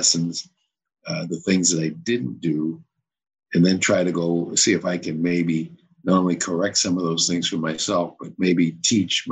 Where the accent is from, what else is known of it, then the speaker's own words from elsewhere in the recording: Cambridge, Massachusetts, United States; moved away as an adult; also born or lived in Potomac, Maryland / Florida; I was born and raised in Cambridge, okay, where I coached at the high school